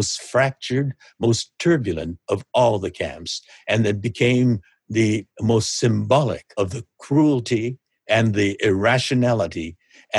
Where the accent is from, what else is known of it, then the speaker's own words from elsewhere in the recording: Los Angeles, California, United States; here in my hometown of Los Angeles